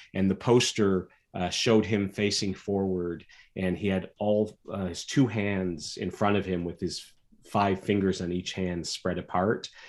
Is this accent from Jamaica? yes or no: no; Michigan, United States; I grew up in Michigan